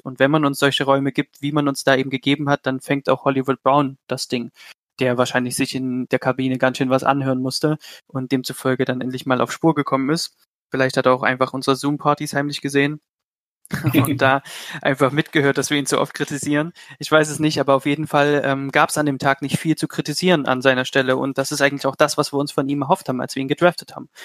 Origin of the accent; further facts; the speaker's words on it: Leipzig, Saxony, Germany; kommen tue ich aus Leipzig.